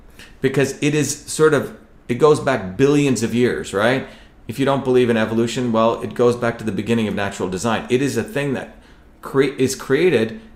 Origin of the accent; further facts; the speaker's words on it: India; when I grew up in India